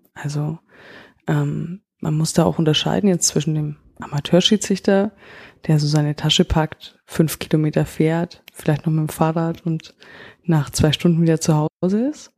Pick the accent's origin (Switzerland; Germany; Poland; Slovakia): Germany; Augsburg, Bavaria; Ich komme selber aus Augsburg